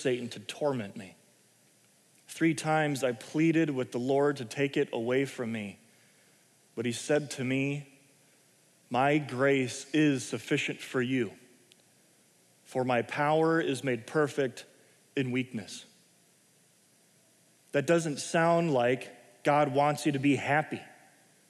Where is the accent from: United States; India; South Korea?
United States; I'm an American.